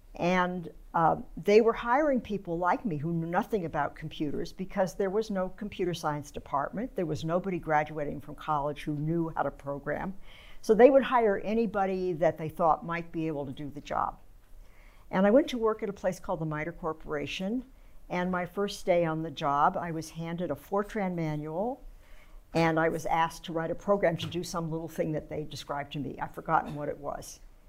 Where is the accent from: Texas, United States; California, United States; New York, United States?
California, United States; San Francisco; Okay, well, as you said, I grew up right in San Francisco. It's a very different place now than it was then.